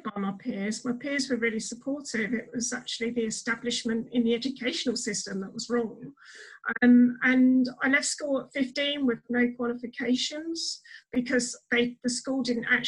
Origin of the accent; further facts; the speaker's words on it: Brighton, South East England, United Kingdom; moved away as an adult; now in Medway, United Kingdom; I'm originally from Brighton, but I live in Medway in Kent now.